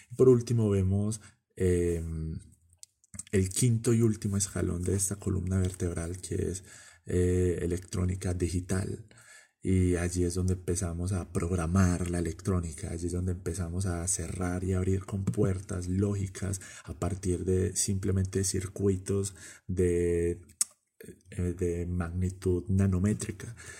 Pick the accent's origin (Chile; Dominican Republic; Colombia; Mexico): Colombia; Medellín, Antioquia; En mi país, Colombia